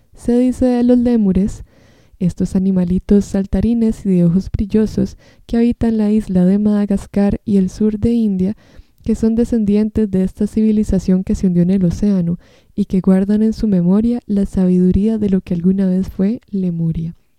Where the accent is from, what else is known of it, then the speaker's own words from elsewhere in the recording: Costa Rica; soy costarricense